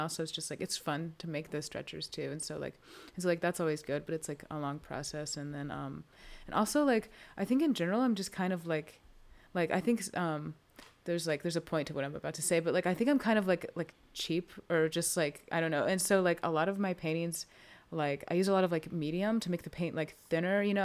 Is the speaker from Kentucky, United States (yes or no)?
no; Winston-Salem, North Carolina, United States; I'm from Winston, um, so, and, like, just lived here my whole life